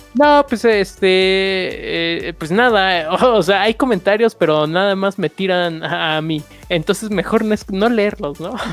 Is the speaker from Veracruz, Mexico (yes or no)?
no; Chimalhuacán, State of Mexico, Mexico; Yo desde que nací en Chimalhuacán